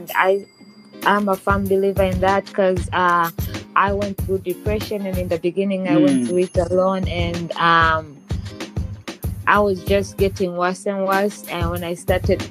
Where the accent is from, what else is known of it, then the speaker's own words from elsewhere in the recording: Tanzania; moved away; also born or lived in United Kingdom / Malaysia; I'm from Tanzania, and I know I have some followers from Tanzania, and I used to live in other countries like UK and Malaysia